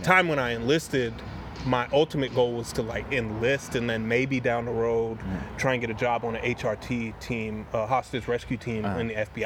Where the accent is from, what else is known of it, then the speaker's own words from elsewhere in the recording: Wilmington, North Carolina, United States; also born or lived in Binghamton, New York; I grew up in Wilmington, North Carolina